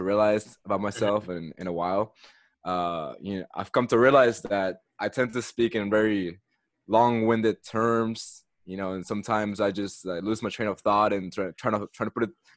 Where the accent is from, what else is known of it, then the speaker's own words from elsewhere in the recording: Katy, Texas, United States; also born or lived in Caracas, Venezuela; Immigrated to the U.S. and grew up in Texas, in the same city, Katy.